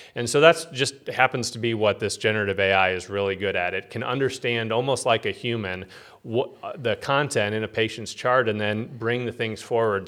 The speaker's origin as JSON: {"language": "English", "town": "Peoria", "region": "Illinois", "country": "United States", "tie": "born or raised there", "said": "I was born here in Peoria"}